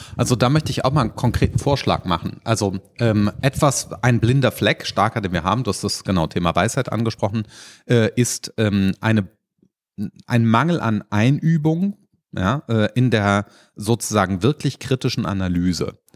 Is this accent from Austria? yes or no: no; Rhineland, Germany; als Rheinländer